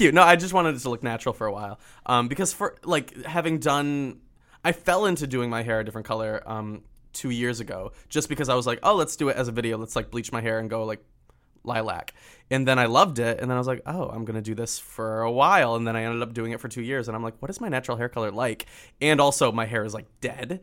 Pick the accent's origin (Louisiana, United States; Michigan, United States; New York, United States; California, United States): Michigan, United States; I'm from Michigan